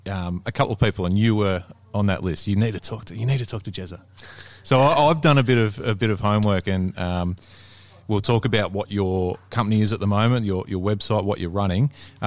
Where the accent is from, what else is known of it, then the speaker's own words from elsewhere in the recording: Melbourne, Victoria, Australia; But I'm sort of an hour or so east in the hills.